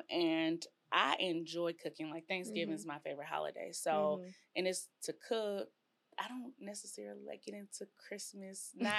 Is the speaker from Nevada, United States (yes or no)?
no; North Carolina, United States; moved away as an adult; also born or lived in College Station, Texas; now in Waco, United States; we are not native. We are from North Carolina. And we moved to Texas in 2015.